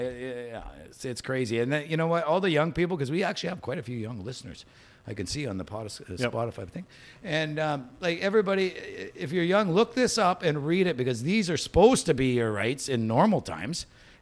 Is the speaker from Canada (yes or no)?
yes; Saskatchewan, Canada; Yeah, I'm from Saskatchewan. Yeah, I used to work throwing hay bales all day long for 20 years of my life.